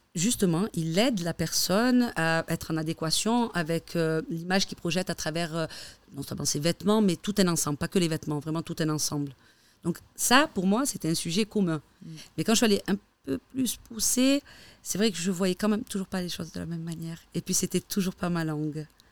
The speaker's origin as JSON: {"language": "French", "country": "Algeria", "moved": "yes", "lives_now": "Switzerland", "said": "je suis algérienne"}